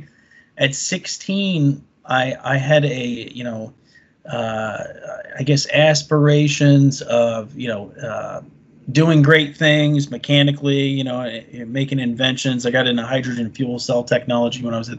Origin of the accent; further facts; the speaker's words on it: Florida, United States; when I was growing up in Florida